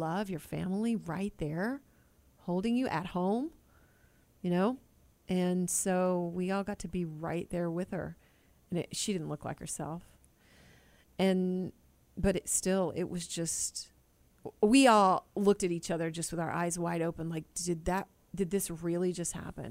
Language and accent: English; Killeen, Texas, United States; I was raised in Killeen, Texas